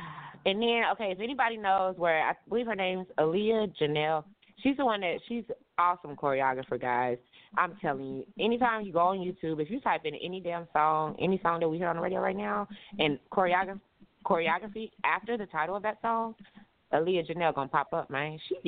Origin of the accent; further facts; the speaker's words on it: Tulsa, Oklahoma, United States; I'm from Tulsa. These guys are so different.